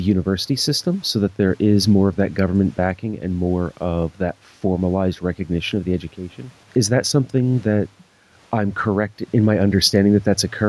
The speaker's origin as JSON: {"language": "English", "country": "United States", "said": "as an American"}